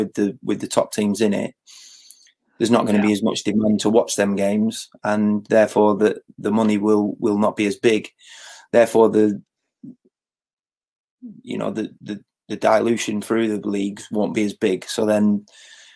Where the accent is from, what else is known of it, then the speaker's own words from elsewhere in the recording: Blackburn, North West England, United Kingdom; I grew up in Cherry Tree, which is not far from Ewood.